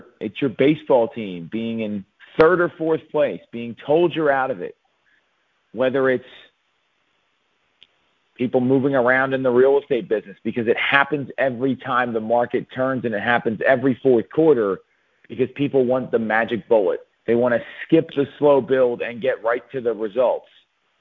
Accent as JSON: {"language": "English", "town": "Philadelphia", "region": "Pennsylvania", "country": "United States", "tie": "born or raised there", "said": "my hometown, Philadelphia"}